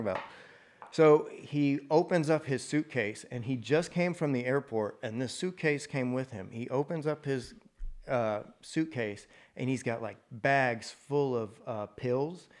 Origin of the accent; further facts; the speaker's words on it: Mansfield, Texas, United States; also born or lived in Andrews, Texas; now in Fort Worth, United States; I was born in West Texas in a little place called Andrews. Moved here before kindergarten or Mansfield. Mm-hmm. Lived, grew up in Mansfield